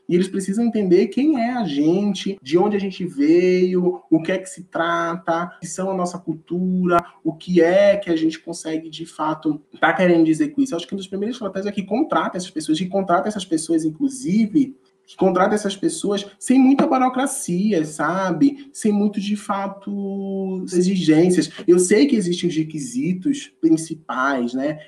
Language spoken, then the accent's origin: Portuguese; Northeast Region, Brazil; moved away; eu sou do Nordeste, não sei o quê, meu sotaque é assim mesmo